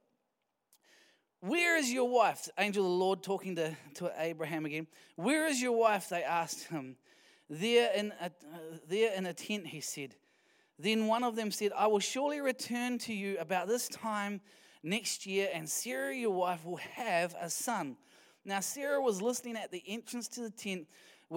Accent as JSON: {"language": "English", "region": "Wellington", "country": "New Zealand", "moved": "yes", "said": "we're from Wellington"}